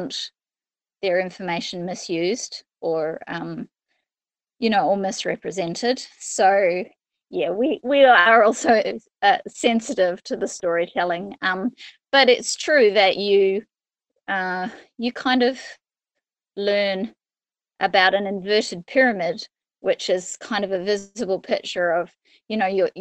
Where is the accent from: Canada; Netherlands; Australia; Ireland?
Australia; moved away as an adult; now in New Zealand; I came over from Australia to study at university and never left